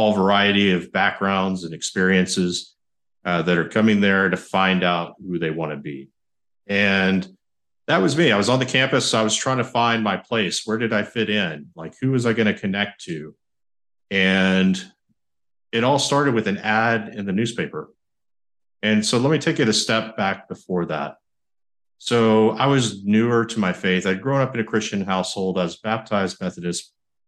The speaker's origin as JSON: {"language": "English", "town": "San Marcos", "region": "Texas", "country": "United States", "tie": "born or raised there", "said": "I graduated high school in San Marcos, Texas, my hometown"}